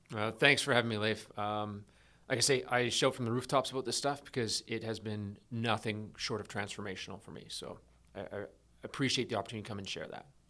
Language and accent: English; East Coast of Canada, Canada; moved away as an adult; also born or lived in British Columbia; I grew up on the East Coast of Canada, um, small town